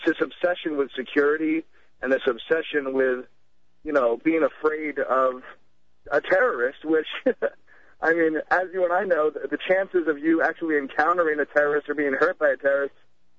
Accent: New York City, New York, United States; I'm actually from New York City

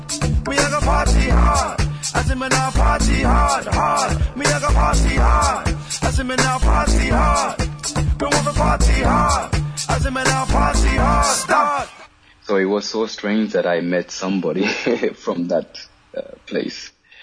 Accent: Cyprus; I think when I was young and growing up in Cyprus, I used to hear a lot of stories about it and so on.

